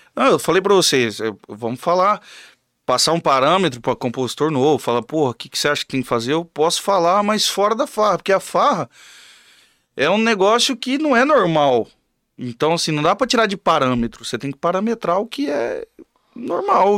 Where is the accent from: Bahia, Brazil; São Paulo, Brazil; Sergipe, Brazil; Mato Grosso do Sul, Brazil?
Mato Grosso do Sul, Brazil; Camapuã; eu sou de Camapuã também